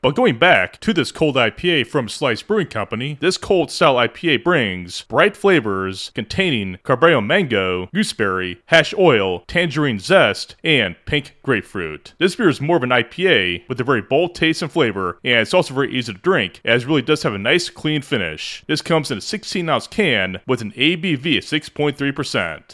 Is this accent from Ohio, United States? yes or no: yes; Ohio, United States; my home state of Ohio